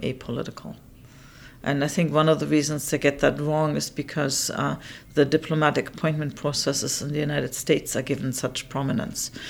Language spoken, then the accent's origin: English; Canada; I, as the Canadian